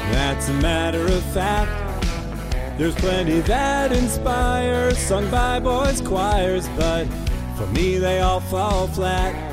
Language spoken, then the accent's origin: English; Hollywood, Florida, United States; I'm from Hollywood, Florida, and I've been in the entertainment business pretty much forever.